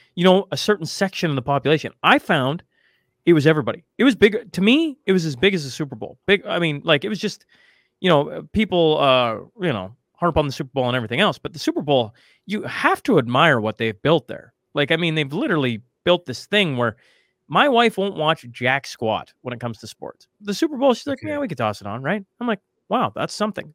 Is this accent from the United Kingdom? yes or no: no; Canada; as a Canadian